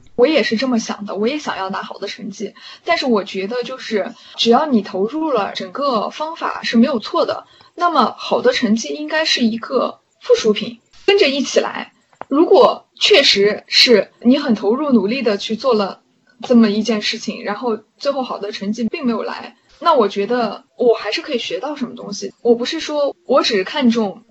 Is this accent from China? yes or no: yes; China; moved away as an adult; now in United States; 我的同班同学是中国人的很少，有的时候上一门课就我一个中国人，然后其他全班同学都是老外